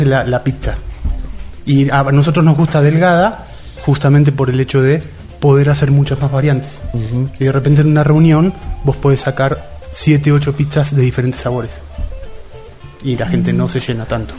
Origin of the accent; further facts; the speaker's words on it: Argentina; en Argentina nos tenemos la costumbre muy del campo